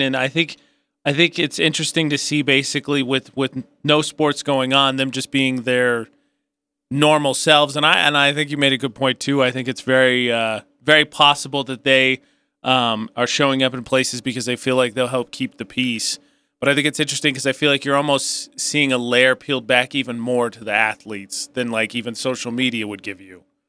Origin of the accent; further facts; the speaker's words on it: Midwest, United States; I'm from the Midwest